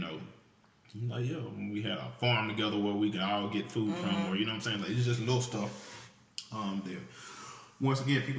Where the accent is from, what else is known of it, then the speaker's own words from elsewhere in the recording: Mississippi, United States; I'm from Mississippi